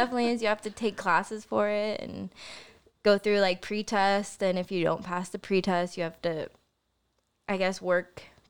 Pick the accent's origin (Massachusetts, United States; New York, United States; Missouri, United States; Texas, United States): Missouri, United States; Joplin; born there; Well, I was born in Joplin, Missouri.